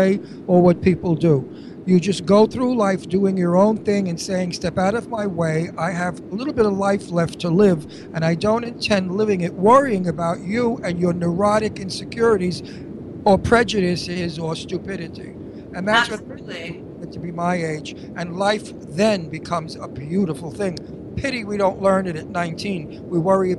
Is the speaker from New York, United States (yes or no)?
yes; New York, United States; I'm a New Yorker, Brooklyn